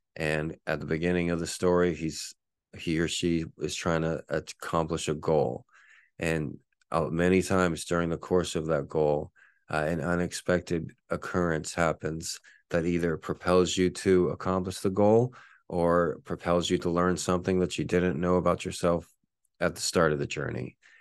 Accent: San Antonio, Texas, United States; growing up in San Antonio as a Spurs fan, uh, me and my twin brother, we didn't have toys growing up

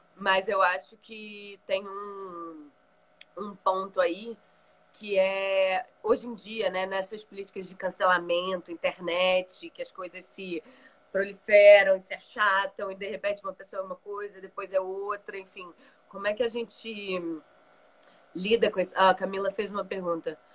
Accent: Brazil; also born or lived in London; Eu, enquanto brasileira, estudando história

